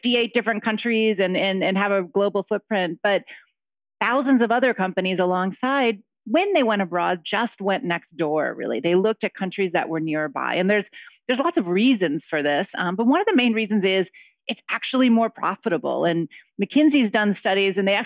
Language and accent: English; Akron, Ohio, United States; moved away; also born or lived in Mexico; I grew up in Akron, Ohio, so in the Midwest